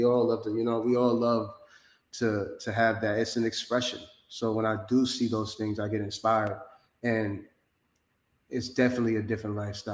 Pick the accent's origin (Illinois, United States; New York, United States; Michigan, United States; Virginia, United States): New York, United States; Peekskill; moved away as an adult; now in Miami, United States; I'm not from New York City, I'm from New York State. I'm from Westchester, Peekskill, New York, specifically